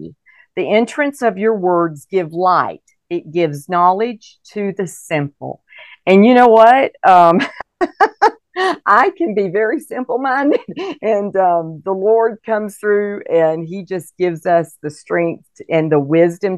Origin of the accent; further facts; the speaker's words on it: Fort Walton Beach, Florida, United States; moved away as an adult; also born or lived in Mobile, Alabama / India / Colorado Springs, Colorado; I was born in Mobile, and then we moved. My dad was a pastor. We moved to the Florabama area, and he pastored a church in Fort Walton Beach for 32 years